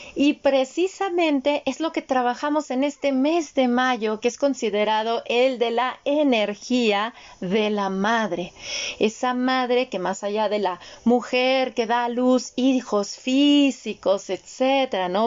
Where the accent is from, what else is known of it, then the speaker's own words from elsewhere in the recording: Mexico; yo apenas soy una segunda generación nacida en México, pero no de madres mexicanas, sino de madres austriacas